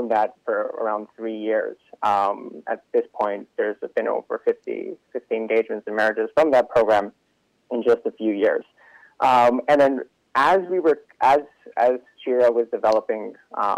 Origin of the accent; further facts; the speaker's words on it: Los Angeles, California, United States; moved away; also born or lived in Israel / New York; geographically, I'm from LA.